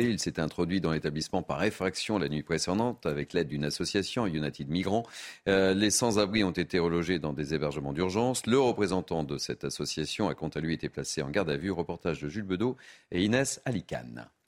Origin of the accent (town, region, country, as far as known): Paris, Île-de-France, France